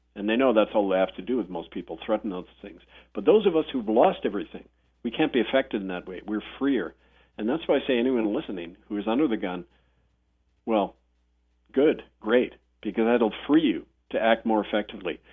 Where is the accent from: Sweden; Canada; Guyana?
Canada; Winnipeg, Manitoba; when I was growing up in Winnipeg